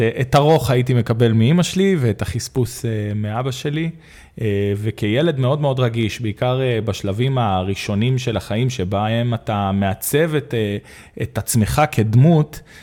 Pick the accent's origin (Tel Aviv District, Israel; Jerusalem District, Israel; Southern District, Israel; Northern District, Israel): Southern District, Israel; Arad; גדלתי בערד, שזה עיר מהממת.